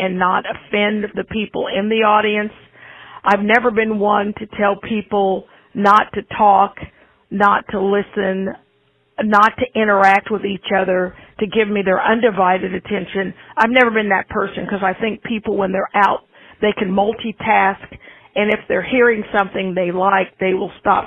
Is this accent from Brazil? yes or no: no; Independence, Missouri, United States; also born or lived in Moundville, Alabama; now in Kansas City, United States; Independence, Missouri, which is where I was raised and where I grew up